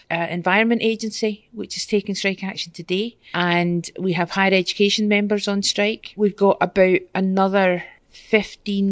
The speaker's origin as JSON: {"language": "English", "town": "Glasgow", "region": "Scotland", "country": "United Kingdom", "tie": "born or raised there", "also_born_or_lived": "Maryhill, Glasgow", "said": "I was born and brought up in Drumchapel, which is one of the big council estates, and then I moved to Maryhill."}